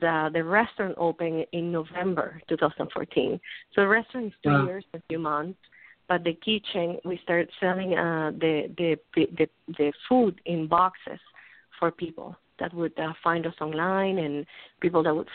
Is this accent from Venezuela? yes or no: yes; Venezuela; moved away as an adult; also born or lived in New York; now in United States; I'm from Venezuela originally